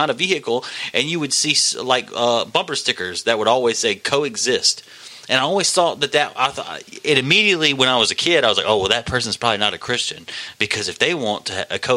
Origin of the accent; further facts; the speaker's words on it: United States; I'm an American